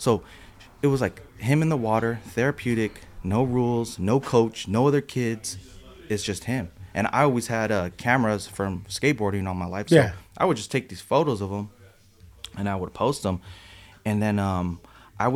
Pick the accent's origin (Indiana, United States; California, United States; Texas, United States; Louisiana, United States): California, United States; San Jose; the neighborhood that I'm from. That I grew up in was mostly skateboarding